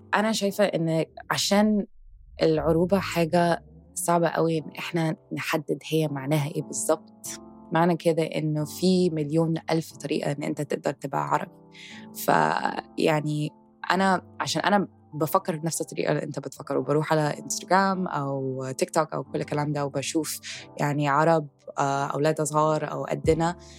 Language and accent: Arabic; Egypt; انا فخوره ان انا من مصر